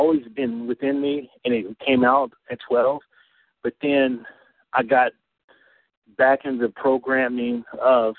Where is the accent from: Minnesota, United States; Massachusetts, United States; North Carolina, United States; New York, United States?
North Carolina, United States; I'm originally from North Carolina, so living in North Carolina